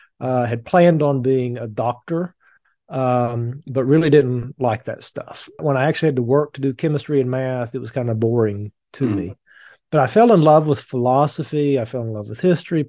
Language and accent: English; Appalachian Mountains, East Kentucky, United States; I grew up really poor in the Appalachian Mountains in East Kentucky